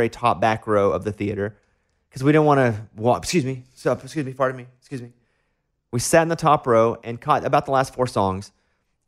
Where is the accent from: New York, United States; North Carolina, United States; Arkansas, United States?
Arkansas, United States; I am from Arkansas